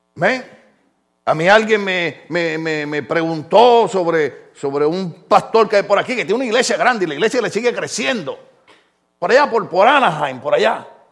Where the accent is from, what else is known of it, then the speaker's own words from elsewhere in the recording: Puerto Rico; moved away; decimos en mi país